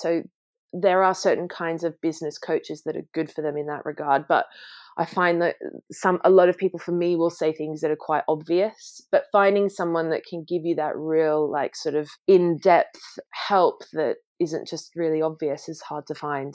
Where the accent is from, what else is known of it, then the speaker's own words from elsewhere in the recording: Sydney, New South Wales, Australia; now in London, United Kingdom; I grew up, you know, in a family business, you know, my parents ran and my dad still runs a successful plant nursery in Sydney